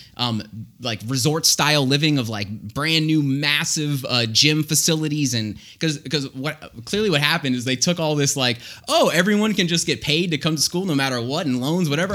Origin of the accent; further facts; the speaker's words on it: Florida, United States; we're from Florida